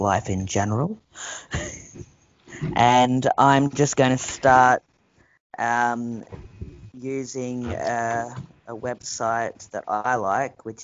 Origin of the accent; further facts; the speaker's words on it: Australia; we're Aussie.